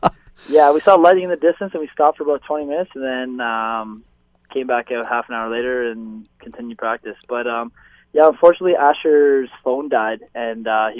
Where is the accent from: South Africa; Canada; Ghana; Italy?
Canada; Barrie, Ontario; moved away as an adult; now in Hamilton, Canada; I grew up in Barrie, so we had season tickets when I was younger.